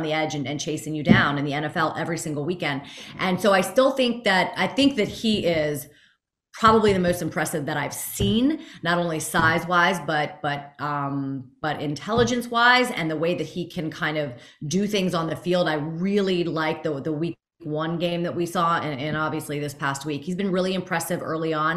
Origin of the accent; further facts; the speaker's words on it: Fort Lauderdale, Florida, United States; I'm in my 40s and I grew up in Fort Lauderdale.